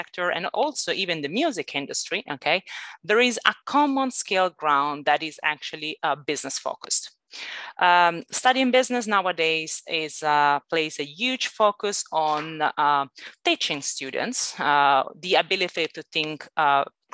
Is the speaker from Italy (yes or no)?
yes; Italy; accent: Italian; English is a second language; moved away as an adult; also born or lived in Northern Ireland / Malaysia / London; now in Barcelona, Spain; I'm Italian originally. Sorry, you might actually get that from my accent.